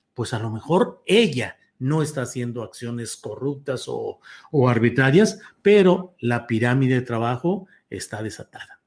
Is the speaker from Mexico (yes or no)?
yes; Torreón, Coahuila, Mexico; moved away; mi condición de lagunero, porque yo soy nacido en Torreón, Coahuila